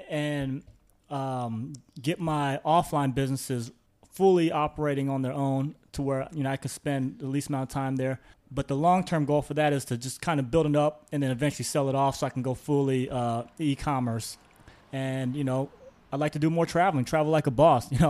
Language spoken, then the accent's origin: English; Midwest, United States; from where I'm from, I'm from the Midwest in the U.S. So you know, it's very um, everybody there is from the Midwest.